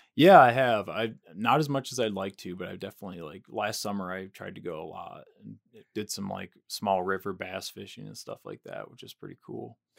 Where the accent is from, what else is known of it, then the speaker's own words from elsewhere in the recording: near Grand Rapids, West Michigan, United States; moved away as an adult; I grew up in Michigan, in West Michigan, near Grand Rapids